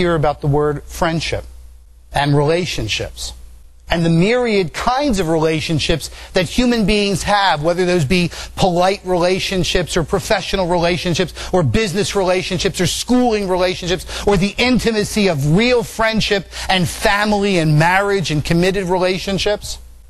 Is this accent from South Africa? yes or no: no; Italy; born there; Yeah, kid, yeah, and I was born in Italy, too.